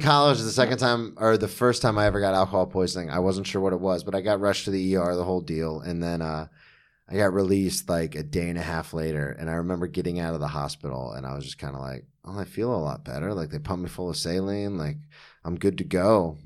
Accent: Florida, United States; I grew up in Florida

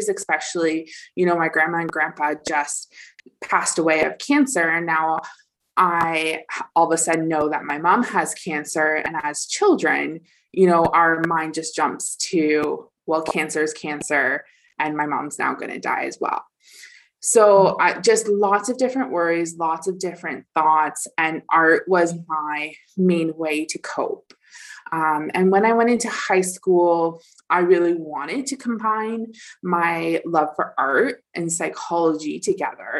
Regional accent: Dufferin County, Ontario, Canada; I came back to Dufferin County

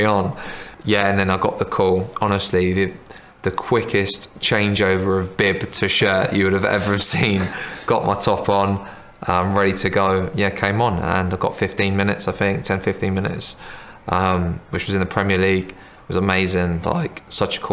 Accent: Southampton, South East England, United Kingdom; I grew up in Southampton.

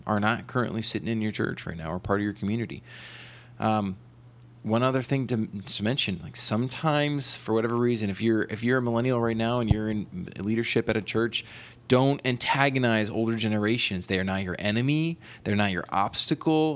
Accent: East Coast, United States; moved away; I'm from the East Coast

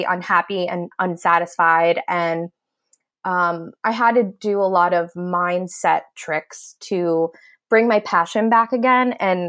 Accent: New Jersey, United States; I am from New Jersey, but I help people locally and globally

